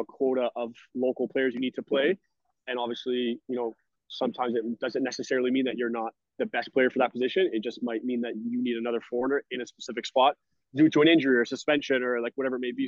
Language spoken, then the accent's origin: English; Brampton, Ontario, Canada; moved away as an adult; also born or lived in Syracuse, New York / Philippines / Sweden; now in Spain; I'm Canadian. I'm from Brampton, Ontario